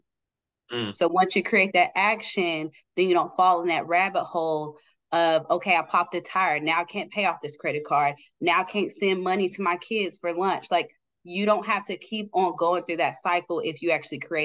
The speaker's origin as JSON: {"language": "English", "town": "Oklahoma City", "region": "Oklahoma", "country": "United States", "tie": "born or raised there", "said": "I'm born and raised in Oklahoma City"}